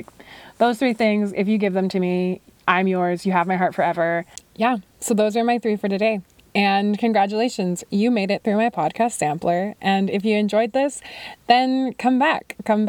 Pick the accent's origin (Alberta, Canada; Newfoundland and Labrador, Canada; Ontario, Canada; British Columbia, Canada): British Columbia, Canada; And then growing up on Vancouver Island, I had some friends who had a property on the most beautiful lake I have ever laid eyes on.